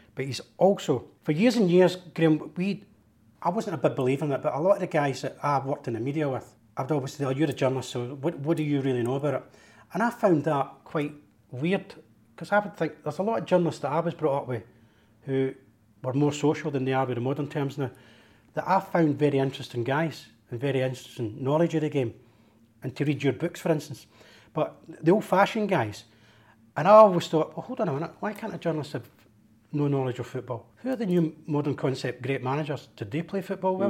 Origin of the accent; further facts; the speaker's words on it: Glasgow, Scotland, United Kingdom; moved away; When I was brought up in Scotland